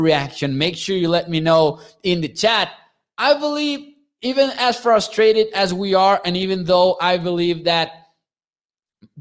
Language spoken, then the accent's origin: English; Chihuahua, Mexico; I'm from Chihuahua, Mexico